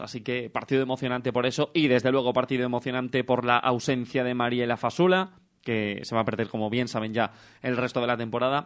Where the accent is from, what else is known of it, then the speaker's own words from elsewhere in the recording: Salamanca, Castile and León, Spain; accent: salmantino, con dejes bejaranos; mi acento es salmantino, más salmantino no puede ser